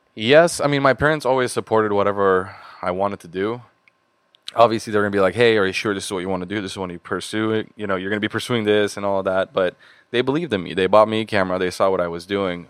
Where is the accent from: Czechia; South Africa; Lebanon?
Lebanon; Beirut, Beirut Governorate; moved away as an adult; also born or lived in Boston, United States; now in Los Angeles, United States; I grew up in Beirut for the big majority of my life